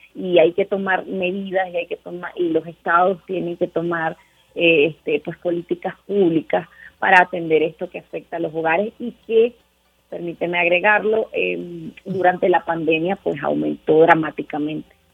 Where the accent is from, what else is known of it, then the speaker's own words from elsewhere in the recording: Venezuela; now in Mexico; en realidad soy venezolana, pero vivo en México